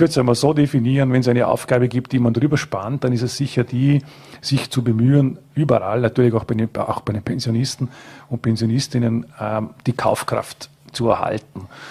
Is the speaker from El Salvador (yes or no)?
no; Frastanz, Vorarlberg, Austria; es ist meine Heimatgemeinde